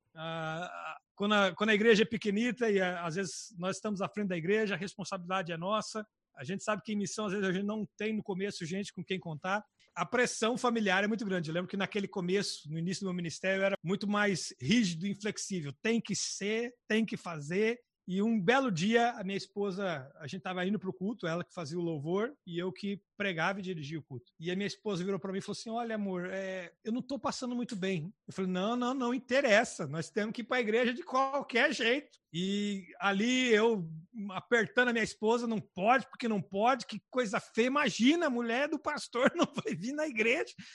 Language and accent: Portuguese; Brazil; moved away as an adult; now in Portugal